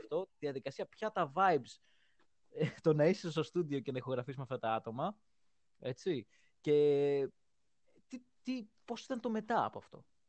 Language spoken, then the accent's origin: Greek; Greece; είμαι από Ελλάδα